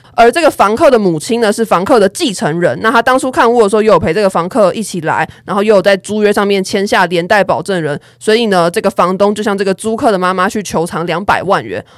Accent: Kaohsiung, Taiwan; 我是高雄人

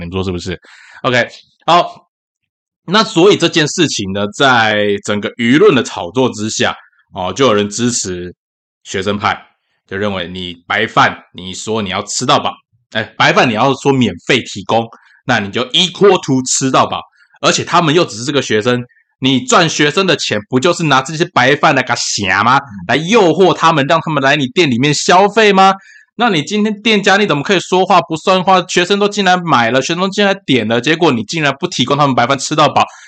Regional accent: Tainan, Taiwan; 咸粥对于我们这种嗨烤郎，就特嗨郎，就是像我那个我的外公啊，他们是顾余温的，所以其实咸粥对我们对我们这种在余温啊或靠海的孩子长大来讲，算是很常见的一道菜，尤其是虱目鱼哈。那台南人吃虱目鱼是有名的啦。

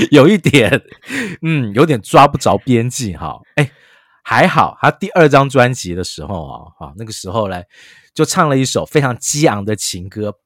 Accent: Taiwan; 我们台湾人常讲嘛

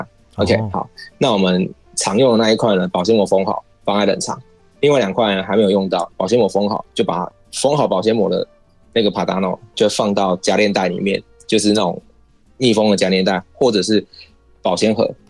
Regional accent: Tainan, Taiwan; 嘿，对对，第第一个第一个哦，这个第一个是没有错，我是台南人。

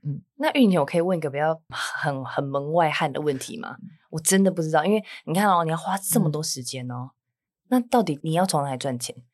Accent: Taichung, Taiwan; 我是台中人

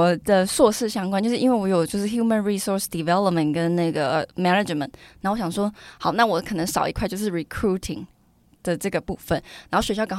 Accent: Nantou County, Taiwan; 哦，我是南投人，我就回南投实习。

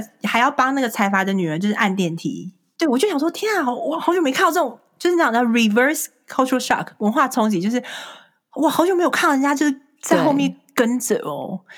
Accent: Taiwan; moved away as an adult; also born or lived in California; now in Chicago, United States; 我是从小在台湾长大的，就是土生土长，一直到大学毕业才来

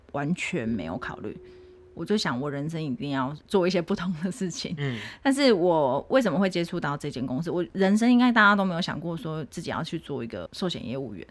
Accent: Tainan, Taiwan; 我是土生土长的台南人， 就是一路在台南出生，然后在台南工作、结婚到换工作

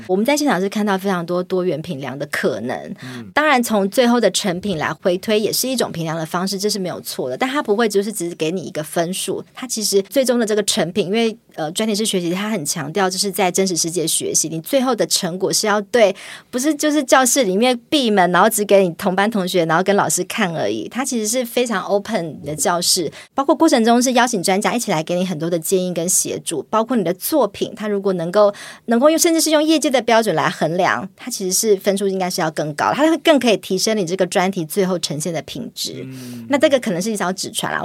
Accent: Taiwan; 不像我们台湾，可能有比较大宗的老师

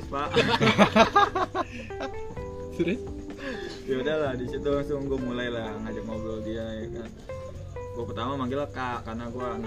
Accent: Bogor, West Java, Indonesia; iya aku orang Bogor bang

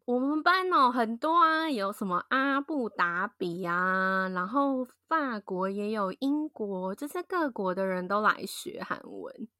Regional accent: southern Taiwan, Taiwan; 就很像我们那种台湾南部人的感觉

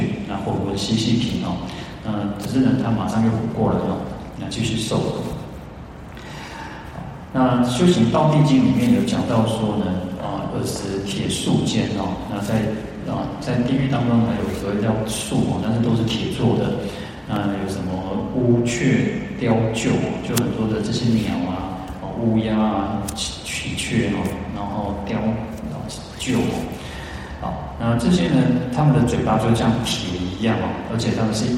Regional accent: Taiwan; 我我们的祖先从从大陆来到台湾，啊，到我已经是到第七代了，啊，到我到第七代嘛。

